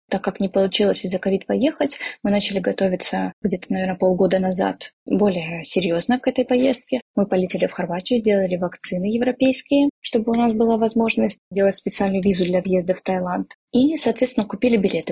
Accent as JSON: {"language": "Russian", "town": "Shakhty", "region": "Rostov Oblast", "country": "Russia", "tie": "born or raised there", "also_born_or_lived": "Moscow", "moved": "as an adult", "lives_now": "Thailand", "said": "я из города Шахты, Ростовской области, проучилась там в школе"}